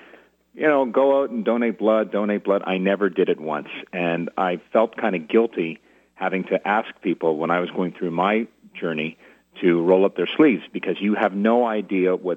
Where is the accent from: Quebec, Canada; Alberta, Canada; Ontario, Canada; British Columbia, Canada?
Quebec, Canada; Montreal; moved away as an adult; now in Ottawa, Canada; So I'm a native Montrealer. I've called Ottawa home for 22 years, but I grew up in Montreal